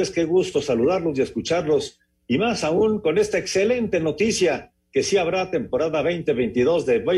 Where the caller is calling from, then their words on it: Irapuato, Guanajuato, Mexico; de Irapuato.